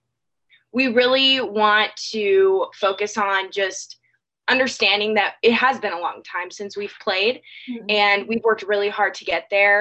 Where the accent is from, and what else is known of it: California, United States; born or raised there; moved away as an adult; now in Georgia, United States